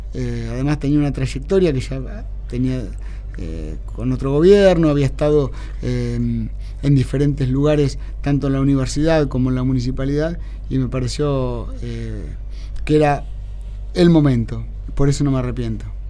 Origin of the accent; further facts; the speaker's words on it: Carlos Casares, Buenos Aires Province, Argentina; now in Mar del Plata, Argentina; mi pueblo, en Carlos Casares